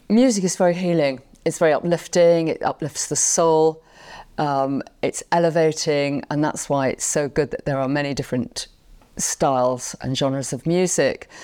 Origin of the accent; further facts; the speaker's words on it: London, United Kingdom; Londoner, and I was born and raised there